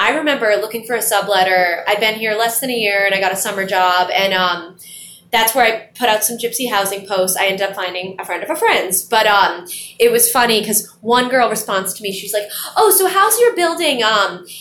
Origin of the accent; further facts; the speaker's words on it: Boston, Massachusetts, United States; now in New York City, United States; I grew up in Boston